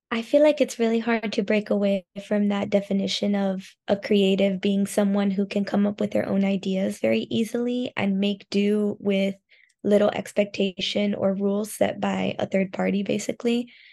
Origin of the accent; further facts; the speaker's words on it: Miami, Florida, United States; moved away as an adult; now in Osaka, Japan; I'm from Miami